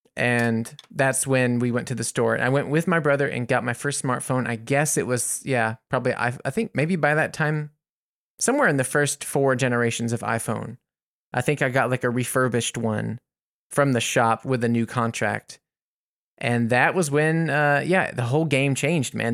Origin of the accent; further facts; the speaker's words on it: United States; as an American